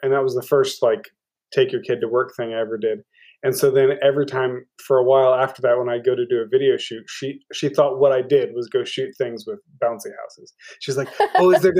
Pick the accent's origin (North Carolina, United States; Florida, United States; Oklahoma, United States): Oklahoma, United States; Norman; I'm from Oklahoma, pretty much. I grew up in Norman, lived there since I was two